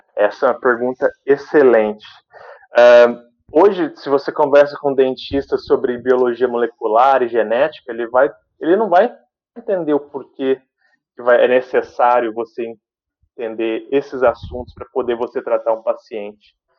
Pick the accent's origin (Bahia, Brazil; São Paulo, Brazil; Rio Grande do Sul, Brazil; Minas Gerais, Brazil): São Paulo, Brazil; Sumaré; moved away as an adult; also born or lived in Santos; now in London, United Kingdom; E nasci em Santos, mudei para Sumaré e fui, cresci lá.